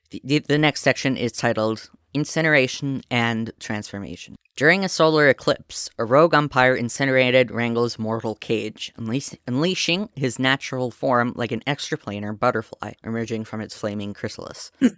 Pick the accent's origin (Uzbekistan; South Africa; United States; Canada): Canada; Speaking as a Canadian.